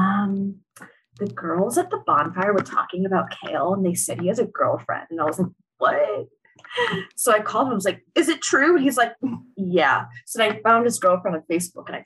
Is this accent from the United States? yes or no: yes; East Lyme, Connecticut, United States; I'm from East Lyme